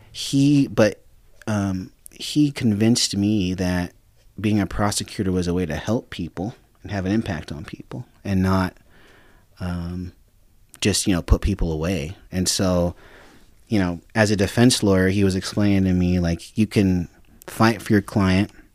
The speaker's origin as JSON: {"language": "English", "town": "Sparks", "region": "Nevada", "country": "United States", "tie": "born or raised there", "also_born_or_lived": "Reno, Nevada", "said": "I was born in, at Saint Mary's. I was, and I was raised in Sparks"}